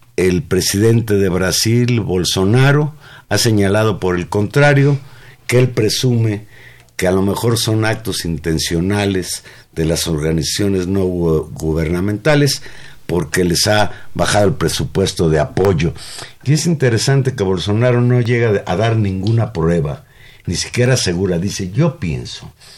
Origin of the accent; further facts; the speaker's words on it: Mexico; los mexicanos también teníamos posibilidades